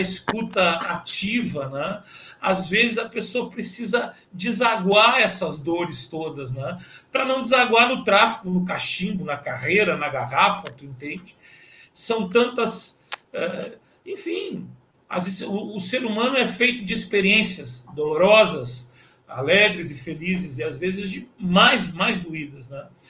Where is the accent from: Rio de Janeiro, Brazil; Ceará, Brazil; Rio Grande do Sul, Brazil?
Rio Grande do Sul, Brazil; Pelotas; eu sou natural de Pelotas